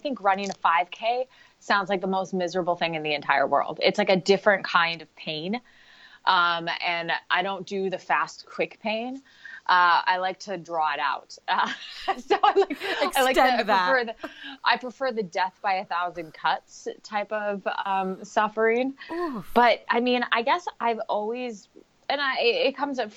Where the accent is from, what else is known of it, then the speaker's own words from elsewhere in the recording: Portland, Oregon, United States; moved away as an adult; now in San Jose, United States; I am originally from Portland, Oregon. So lifelong Oregonian. Well, not lifelong, but born and raised.